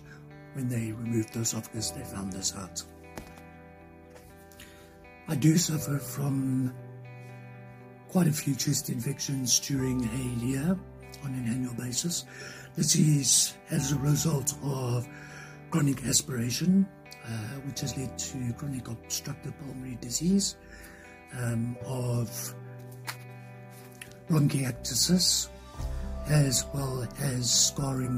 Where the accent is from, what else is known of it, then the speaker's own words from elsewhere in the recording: South Africa; I am from South Africa